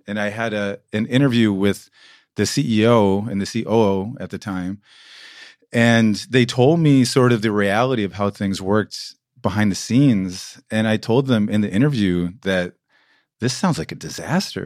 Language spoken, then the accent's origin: English; United States; moved away as an adult; now in Berlin, Germany